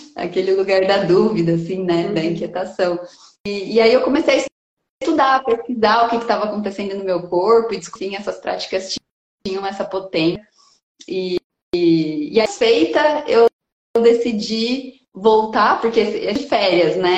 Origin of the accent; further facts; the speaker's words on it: Bauru, São Paulo, Brazil; moved away as an adult; now in Piracicaba, Brazil; Eu nasci em Bauru, no interior de São Paulo, e vim para Piracicaba com 18 anos